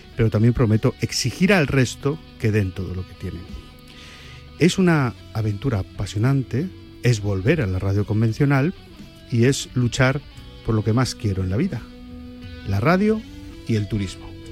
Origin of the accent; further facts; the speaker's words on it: Santander, Cantabria, Spain; also born or lived in Benidorm; now in Madrid, Spain; yo soy de Santander, adoro Cantabria, pero yo vivo entre Benidorm y Madrid